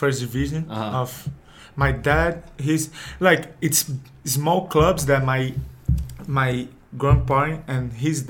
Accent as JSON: {"language": "English", "region": "Rio de Janeiro", "country": "Brazil", "accent": "Brazilian", "second_language": "English", "said": "I'm from Rio de Janeiro, Brazil. And I was born in December 20, 1993."}